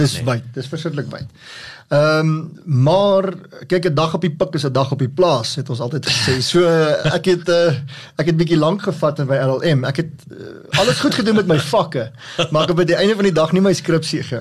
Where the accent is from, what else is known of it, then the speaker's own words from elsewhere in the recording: Pretoria, Gauteng, South Africa; born there; ek is gebore in Pretoria.